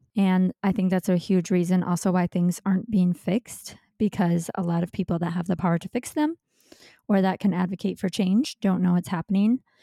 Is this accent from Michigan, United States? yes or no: yes; Michigan, United States; moved away as an adult; now in Los Angeles, United States; I'm from Michigan, but I moved out to Los Angeles, California to be with my now husband